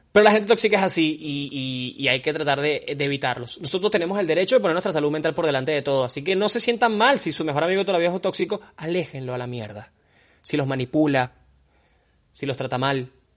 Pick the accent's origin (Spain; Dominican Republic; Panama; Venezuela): Venezuela; Margarita, Nueva Esparta; also born or lived in Caracas; yo nací en Caracas, pero viví toda mi vida en Margarita